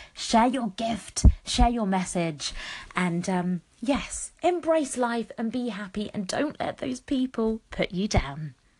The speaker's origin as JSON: {"language": "English", "country": "United Kingdom", "tie": "born or raised there", "said": "I was born here in the UK, but that's my heritage, isn't it? Is um, Mauritian. So I'm a British Mauritian."}